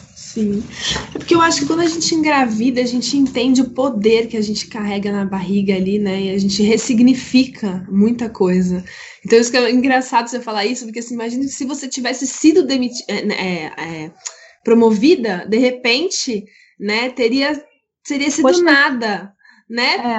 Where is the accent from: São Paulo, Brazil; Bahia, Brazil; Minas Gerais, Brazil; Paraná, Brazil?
São Paulo, Brazil; moved away as an adult; now in Rio de Janeiro, Brazil; eu sou de São Paulo, meu marido do Rio Grande do Sul